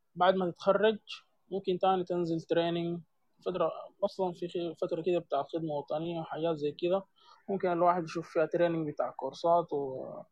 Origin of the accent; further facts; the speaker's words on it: Sudan; عندنا في السودان